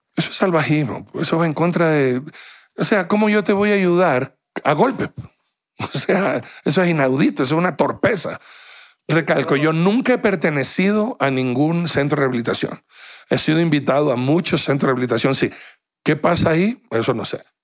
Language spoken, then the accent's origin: Spanish; Guayaquil, Guayas, Ecuador; now in Quito, Ecuador; soy guayaquileño